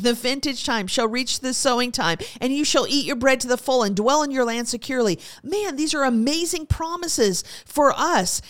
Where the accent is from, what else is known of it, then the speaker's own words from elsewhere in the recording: United States; As Americans